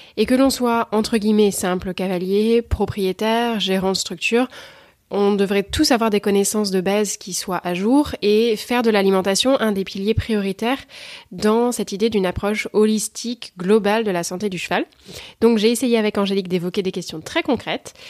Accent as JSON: {"language": "French", "country": "France", "said": "en tant que Français"}